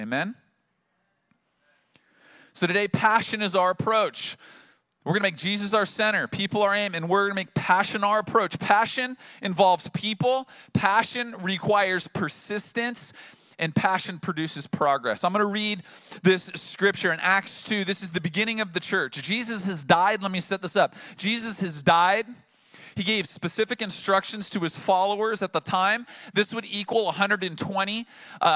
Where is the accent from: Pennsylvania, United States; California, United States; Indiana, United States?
California, United States; Oceanside; I'm multiple generations from Oceanside, from this region, and there I sat in downtown Oceanside, the place that my grandfather had graduated from high school, and my parents had graduated from high school, and my wife and I had graduated from high school